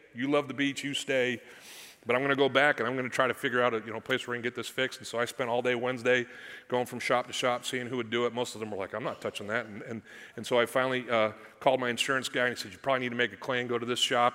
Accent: Missouri, United States; I'm from Missouri. That's the show me state

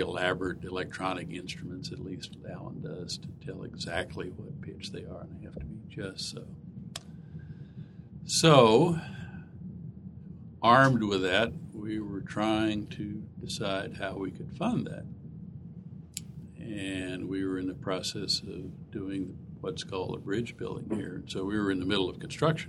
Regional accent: Houston, Texas, United States; I'm from Houston, Texas

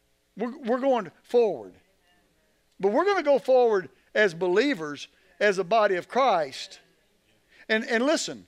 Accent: United States

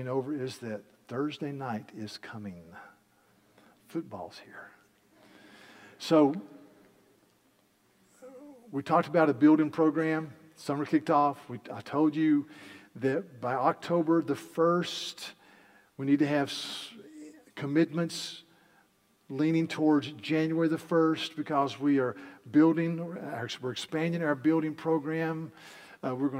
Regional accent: Yadkin County, North Carolina, United States; I grew up in Yadkin County, North Carolina, and we were all tobacco farmers

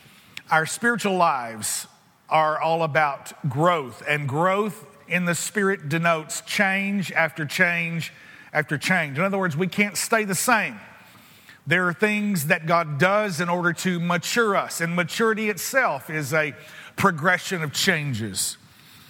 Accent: United States; I'm an American

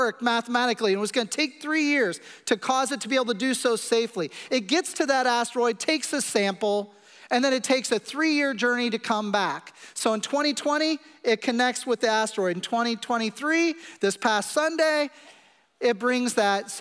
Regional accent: Kansas City, Missouri, United States; I come from Kansas City and we eat meat a lot

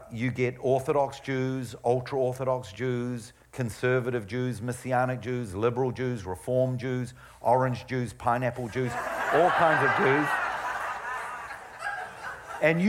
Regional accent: New Zealand; moved away; I was brought up in New Zealand

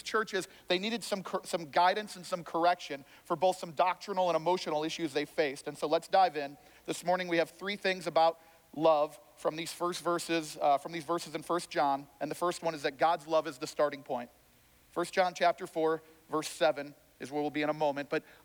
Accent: Chicago, Illinois, United States; I'm from Chicago

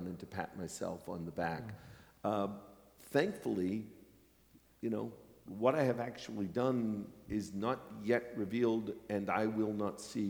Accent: Pennsylvania, United States; now in New York City, United States; the little town where I was raised in Pennsylvania

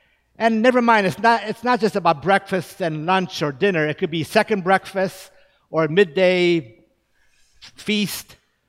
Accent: Japan; Now, growing up in Japan, we always ate rice. That's part of the staple of the Japanese diet. Now, of course, having an American mother, we knew that that staple was not always for us.

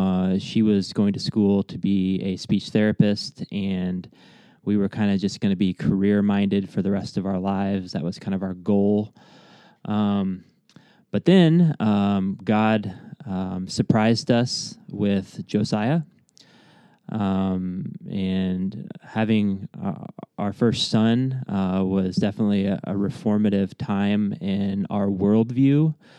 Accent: Aledo, Illinois, United States; So I was born in Alito, Illinois at Mercer County Hospital. I spent...

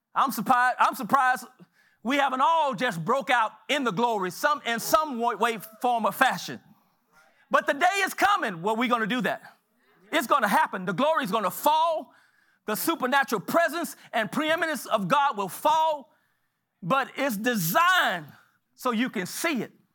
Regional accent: Galveston, Texas, United States; I was born in Galveston.

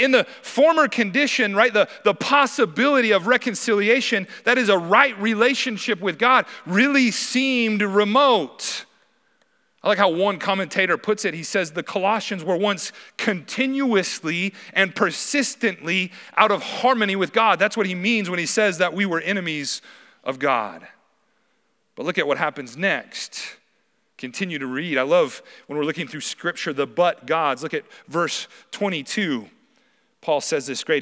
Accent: Wyoming, United States; moved away as an adult; now in Helena, United States; I'm originally from Wyoming

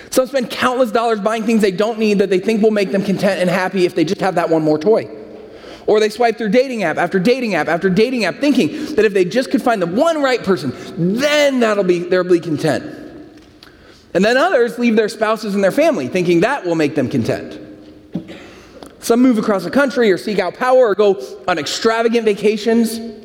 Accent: San Francisco, California, United States; moved away; I'm from San Francisco

